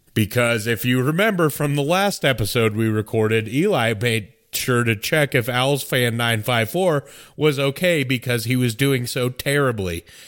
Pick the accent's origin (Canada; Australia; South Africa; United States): United States; I'm American